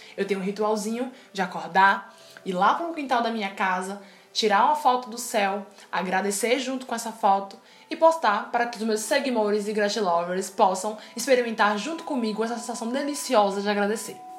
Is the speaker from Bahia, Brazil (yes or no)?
yes; Salvador, Bahia, Brazil; sou de Salvador, Bahia